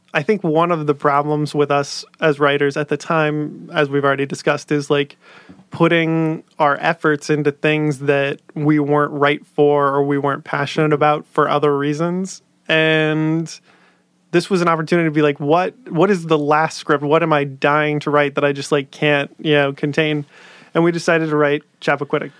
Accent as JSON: {"language": "English", "town": "Dallas", "region": "Texas", "country": "United States", "said": "we're both from Dallas originally"}